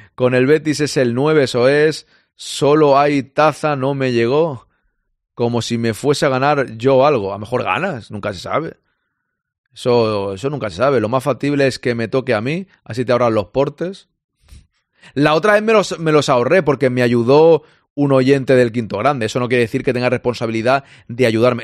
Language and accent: Spanish; Spain; los que somos españoles jugamos en la selección española